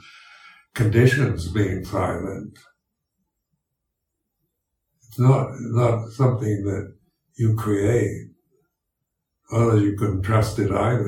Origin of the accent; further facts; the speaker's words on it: United States; accent: American English; first language English; my native tongue is English, and American English, and it's, I learned to speak it when I was growing up